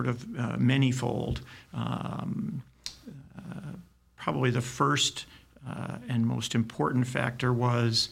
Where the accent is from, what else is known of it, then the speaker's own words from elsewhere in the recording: Detroit, Michigan, United States; I grew up in the Detroit area, went to U of D high school